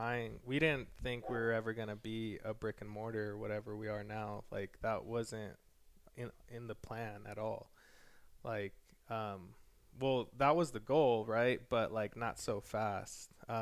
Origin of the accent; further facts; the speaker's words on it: Mexico; born there; Like, I was born in Mexico. I used to go to Mexico every single year and all of that.